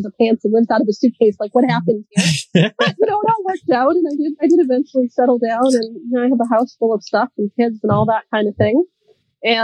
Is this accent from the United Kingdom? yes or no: no; United States; moved away as an adult; also born or lived in Boston; now in Doha, Qatar; I'm American and I live in Doha, Qatar